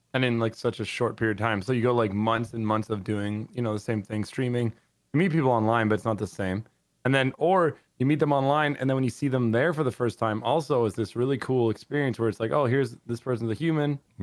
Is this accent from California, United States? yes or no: yes; San Diego, California, United States; I like San Diego. 'Cause I was born there.